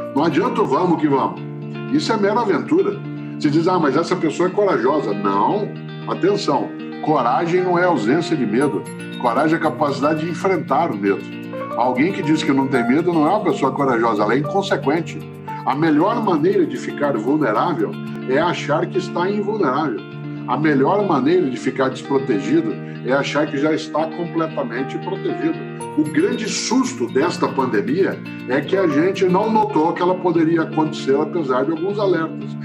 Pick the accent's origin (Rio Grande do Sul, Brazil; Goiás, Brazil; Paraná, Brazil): Paraná, Brazil; Londrina; now in São Paulo, Brazil; eu sou caipira de Londrina, sou pé vermelho, moro em São Paulo, na capital, há 53 anos, mas sou pé vermelho autêntico